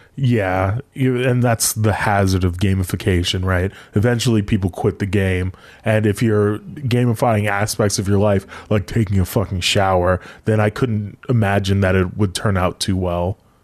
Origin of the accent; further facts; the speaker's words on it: United States; being American